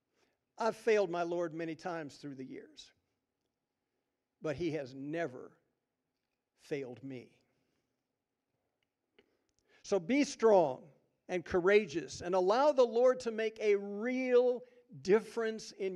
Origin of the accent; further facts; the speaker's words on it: Jefferson City, Missouri, United States; I grew up on the Missouri River in Jefferson City, Missouri.